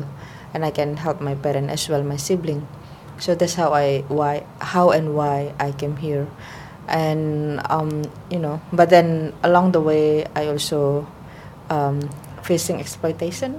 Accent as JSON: {"language": "English", "country": "Indonesia", "moved": "as an adult", "lives_now": "Hong Kong", "said": "I'm from Indonesia."}